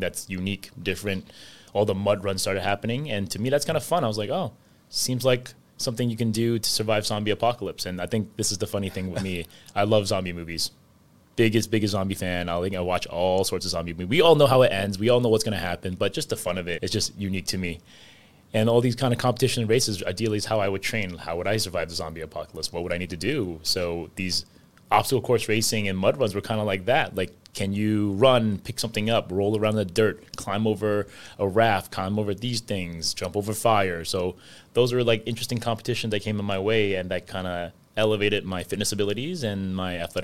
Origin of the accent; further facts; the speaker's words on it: New York City, New York, United States; growing up in New York City